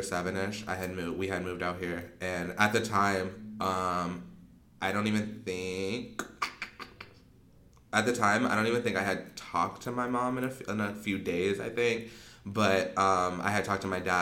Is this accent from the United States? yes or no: yes; Arizona, United States; born or raised there; also born or lived in Pasadena, California / Monrovia, California / Rosemead, California / Pomona, California